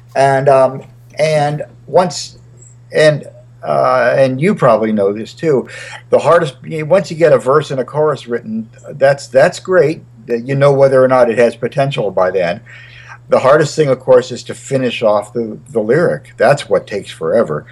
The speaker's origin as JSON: {"language": "English", "town": "Wilmington", "region": "Delaware", "country": "United States", "tie": "born or raised there", "also_born_or_lived": "Charlottesville, Virginia / Nashville, Tennessee", "moved": "yes", "lives_now": "Montclair, United States", "said": "I moved, uh, and I grew up really in Delaware, Wilmington, Delaware."}